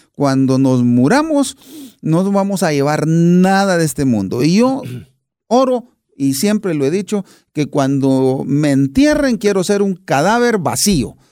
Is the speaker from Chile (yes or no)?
no; Buenos Aires, Argentina; nací a más o menos unas 15 cuadras de la cancha de Boca